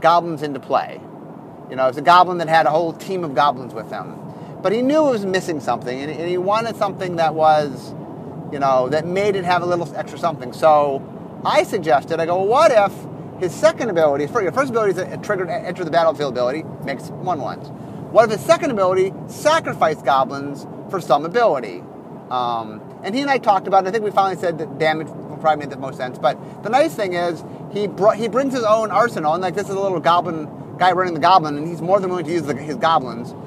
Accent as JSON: {"language": "English", "town": "Cleveland", "region": "Ohio", "country": "United States", "said": "We're from Cleveland, Ohio."}